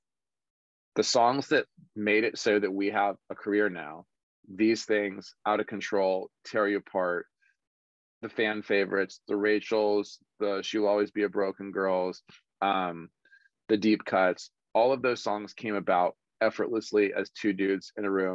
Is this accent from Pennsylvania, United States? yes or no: no; Los Angeles, California, United States; born or raised there